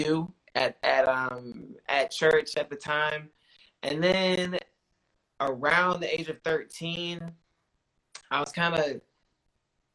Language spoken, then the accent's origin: English; North Florida, United States; I'm from the South, I'm from North Florida